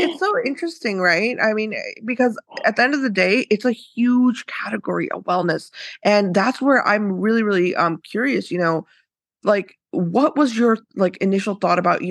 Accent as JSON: {"language": "English", "country": "United States", "tie": "born or raised there", "said": "growing up in the US"}